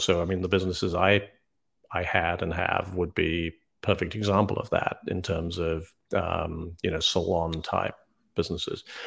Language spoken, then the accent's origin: English; United Kingdom; moved away as an adult; also born or lived in New York; now in South Carolina, United States; I'm actually British, grew up in the U K